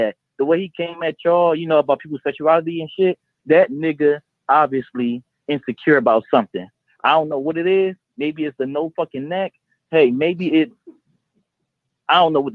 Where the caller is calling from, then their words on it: Chester, Pennsylvania, United States; I'm calling from Philly. I'm calling from Chester, PA.